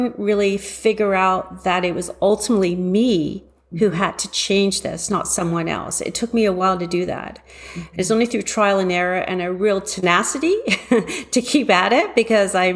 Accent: Toronto, Ontario, Canada; also born or lived in London, England; I was born in London, England, and raised in Toronto

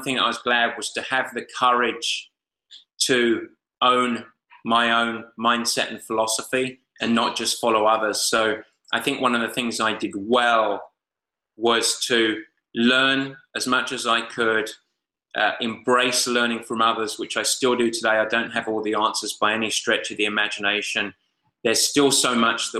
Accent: England, United Kingdom; I'm English

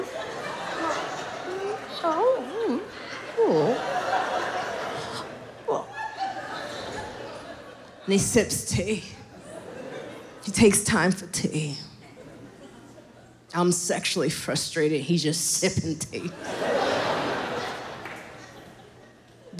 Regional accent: Highland Park, United States; I grew up in Highland Park

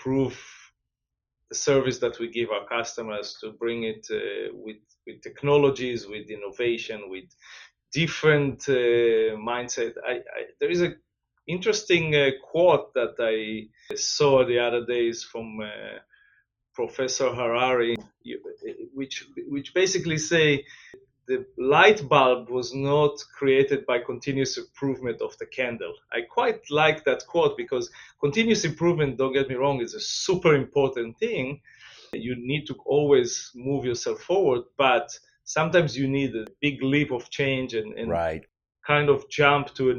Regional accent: Israel; moved away as an adult; also born or lived in Asia / Latin America; now in New Jersey, United States; I'm from originally from Israel, where I grew

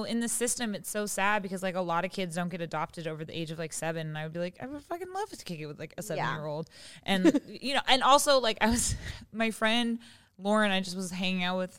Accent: Seattle, Washington, United States; moved away as an adult; now in Los Angeles, United States; I'm from Seattle and I live in LA.

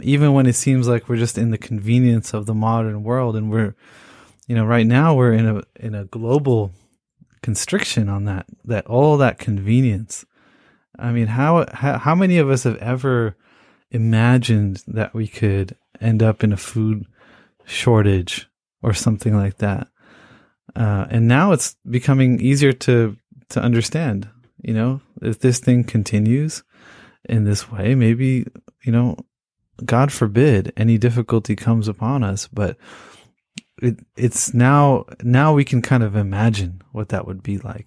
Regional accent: Pakistan; I'm, I'm from Pakistan

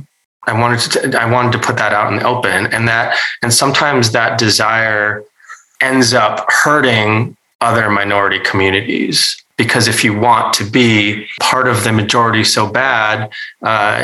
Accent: North Dakota, United States; I grew up in North Dakota with white parents

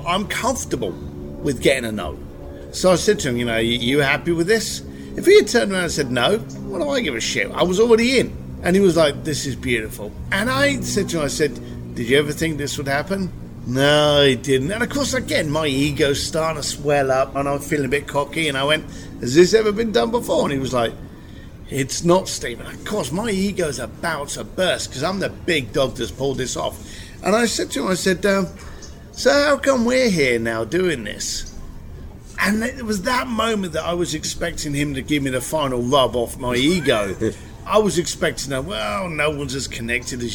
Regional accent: London, United Kingdom; I'm an Irish boy from East London

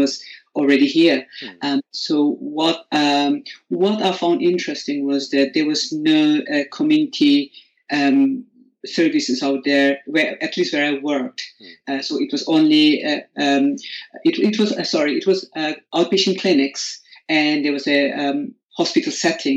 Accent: India; English is a second language; moved away as an adult; now in United Kingdom; I am originally from India, and I graduated from medical school in 1997.

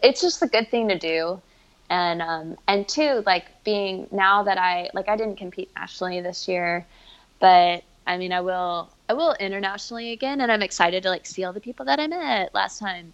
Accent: Memphis, Tennessee, United States; moved away as an adult; my parents still live in my hometown, Memphis

